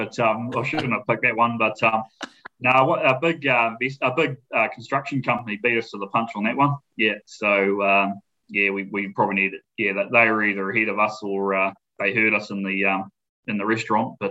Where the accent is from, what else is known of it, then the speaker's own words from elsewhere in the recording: Matamata, Waikato, New Zealand; moved away as an adult; now in South Island, New Zealand; I grew up in a town called Manamata, which is it's a rural town, but it's known for its horse racing